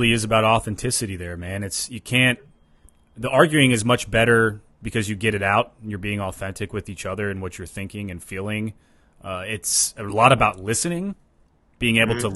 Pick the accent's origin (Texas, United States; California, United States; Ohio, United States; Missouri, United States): Ohio, United States; I grew up in Ohio